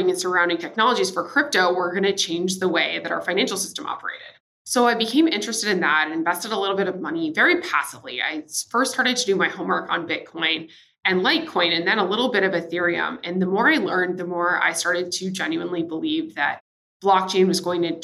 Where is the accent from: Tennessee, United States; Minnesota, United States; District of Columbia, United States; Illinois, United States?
Tennessee, United States; Nashville; also born or lived in San Diego / San Francisco / New York / Singapore; now in Miami, United States; I guess I come from Nashville, Tennessee. That's where I'm originally from. I'm currently living in Miami, Florida.